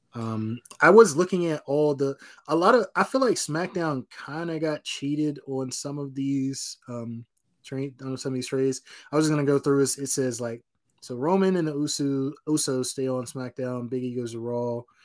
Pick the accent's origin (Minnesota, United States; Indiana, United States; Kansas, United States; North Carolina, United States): North Carolina, United States; I'm from North Carolina too